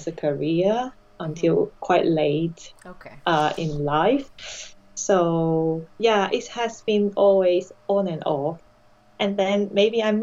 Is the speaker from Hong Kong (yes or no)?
yes; Hong Kong; English is a second language; moved away as an adult; now in United Kingdom; I had my education up to university level in Hong Kong